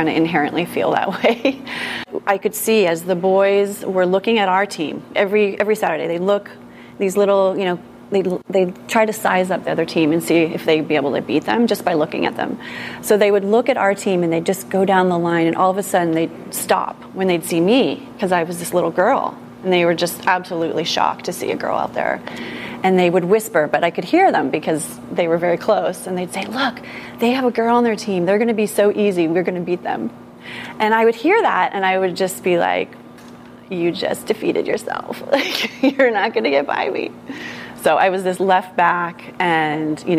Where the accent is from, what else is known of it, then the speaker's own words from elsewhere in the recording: Berkeley, California, United States; I grew up in Berkeley